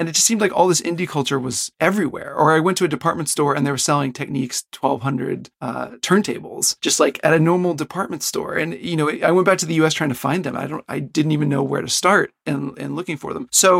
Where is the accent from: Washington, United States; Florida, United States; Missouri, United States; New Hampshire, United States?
Florida, United States; Pensacola; moved away as an adult; also born or lived in Oklahoma / Oxford, Mississippi; now in Japan; I grew up in Pensacola, Florida.